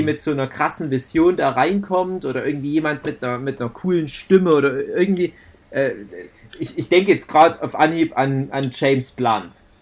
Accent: Saxony, Germany; bei uns in Sachsen

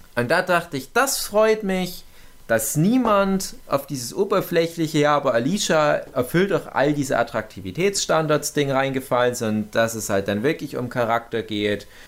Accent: Erzgebirge, Saxony, Germany; accent: Erzgebirgisch; meinem komischen erzgebirgischen Dialekt

